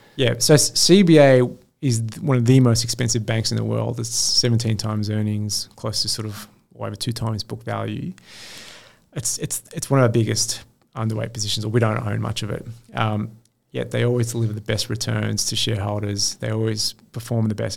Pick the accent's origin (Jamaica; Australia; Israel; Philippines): Australia; Sydney, New South Wales; I grew up in Western Sydney in a postcode that most fund managers wouldn't step foot in with a public school education